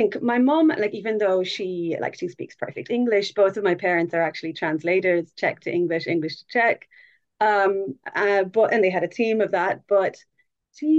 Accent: Wexford, Leinster, Ireland; also born or lived in London, United Kingdom; that's where I grew up in Wexford

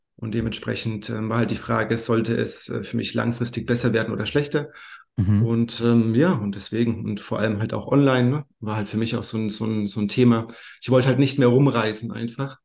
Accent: Bayreuth, Bavaria, Germany; also born or lived in Thuringia; now in Madeira, Portugal; Ich bin aufgewachsen in Oberfranken, in Bayreuth, gebürtiger Thüringer aber.

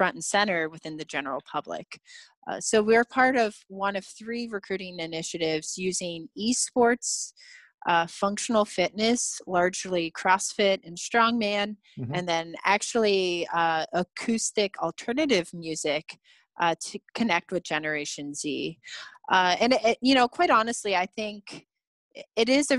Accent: Ohio, United States; I grew up in Ohio

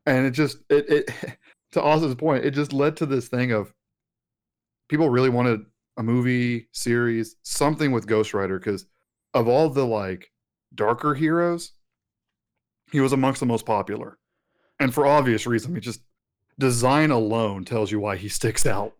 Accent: West Texas, United States; growing up in Texas, especially out in West Texas

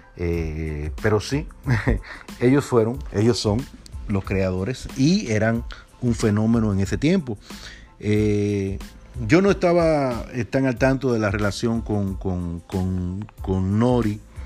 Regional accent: Dominican Republic; born or raised there; moved away

